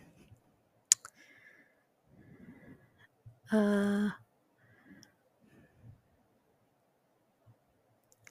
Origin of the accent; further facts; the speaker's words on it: Southern California, United States; moved away; also born or lived in Denver, Colorado / Africa; after Africa, we moved to Southern California, where I lived for 8 years